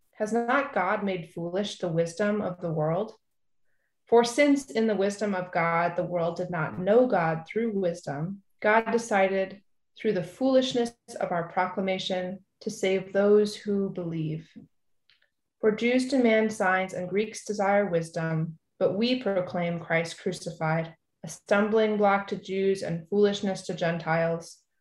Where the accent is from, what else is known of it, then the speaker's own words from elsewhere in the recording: California, United States; also born or lived in East Coast; now in St. Paul, United States; I grew up in California and I lived for a while on the East Coast.